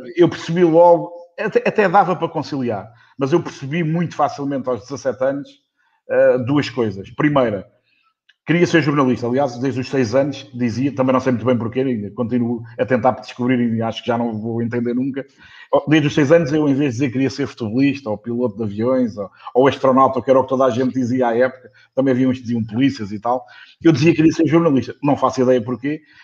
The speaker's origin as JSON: {"language": "Portuguese", "country": "Portugal", "said": "o português, somos portugueses"}